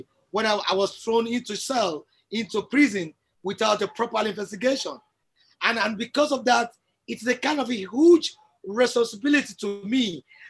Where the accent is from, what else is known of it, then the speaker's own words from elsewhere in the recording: Nigeria; I'm a Nigerian and I'm a true Nigerian